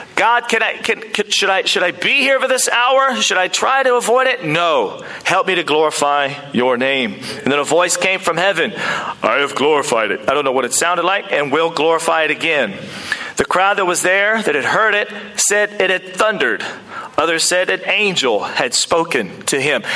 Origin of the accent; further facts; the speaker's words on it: United States; now in New Zealand; I am back from the United States of America, and it's a great place. It's where I'm from